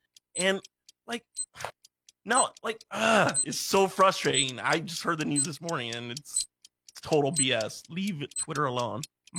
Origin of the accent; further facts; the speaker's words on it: San Francisco, California, United States; I grew up in San Francisco